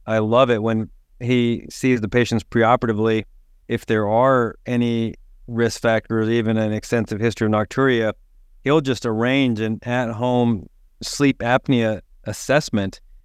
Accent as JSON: {"language": "English", "region": "East Tennessee", "country": "United States", "tie": "born or raised there", "said": "growing up in East Tennessee"}